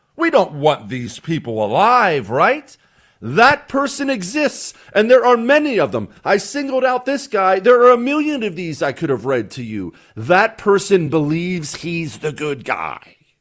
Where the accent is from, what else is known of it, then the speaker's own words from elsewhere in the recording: Montana, United States; now in Texas, United States; I grew up in Montana.